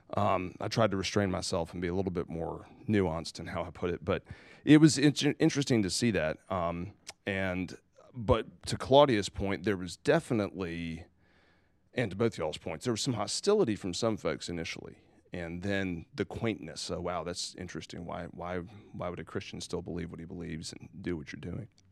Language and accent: English; South Carolina, United States; I'm from South Carolina